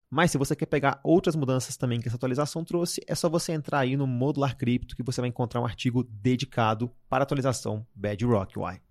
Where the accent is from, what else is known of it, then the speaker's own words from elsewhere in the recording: Belo Horizonte, Minas Gerais, Brazil; eu sou de BH